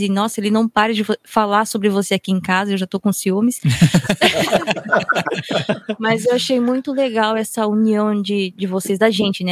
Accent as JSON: {"language": "Portuguese", "country": "Japan", "tie": "born or raised there", "said": "como eu fui criada aqui no Japão, eu tenho um lado assim muito forte de Nihonjin, de japonesa"}